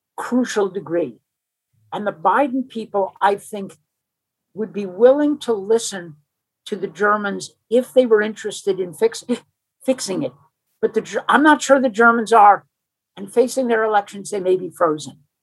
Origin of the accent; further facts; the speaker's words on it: United States; as an American